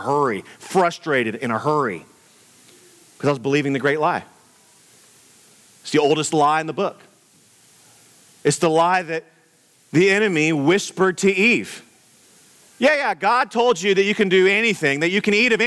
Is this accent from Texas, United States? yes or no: yes; Houston, Texas, United States; growing up in Houston, Texas, in the blazing heat of the summer